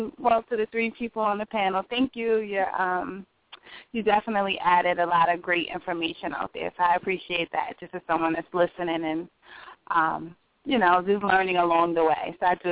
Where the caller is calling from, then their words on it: Pennsylvania, United States; I'm calling from Pennsylvania.